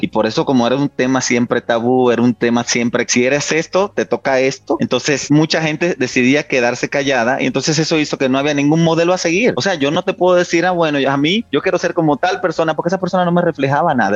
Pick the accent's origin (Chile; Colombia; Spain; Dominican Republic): Dominican Republic; San Cristóbal; moved away as an adult; now in Mexico; Nací en San Cristóbal. Nací en un campo de San Cristóbal. Yo soy campesino